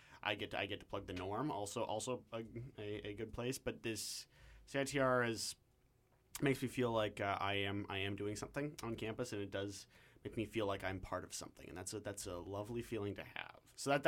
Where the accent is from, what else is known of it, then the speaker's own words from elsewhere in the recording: London, Ontario, Canada; now in Vancouver, Canada; I came out to Vancouver from London, Ontario, which is also a college town and also has a bit of a rather slightly more debauched but definite culture there.